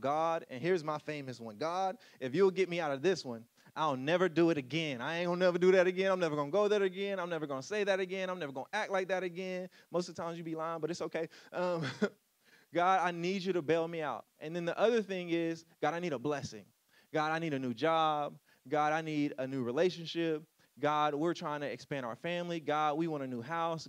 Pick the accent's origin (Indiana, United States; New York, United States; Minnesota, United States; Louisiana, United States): Louisiana, United States; moved away; I moved away from Louisiana